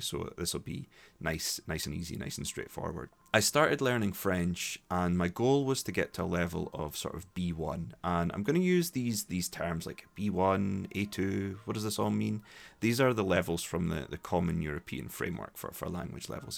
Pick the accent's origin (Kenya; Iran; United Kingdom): United Kingdom; Dundee, Scotland; accent: Scottish; also born or lived in Glasgow; was born in Dundee, grew up in Dundee, went to school there.